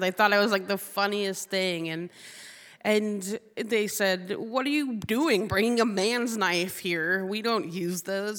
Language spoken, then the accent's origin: English; Bristol Bay, Alaska, United States; I grew up in the Bristol Bay, which is the salmon capital of the world.